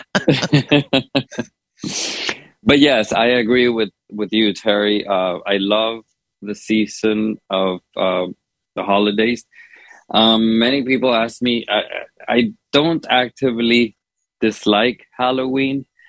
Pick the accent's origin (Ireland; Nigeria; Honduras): Honduras; now in United States; growing up in Honduras, but also here in the States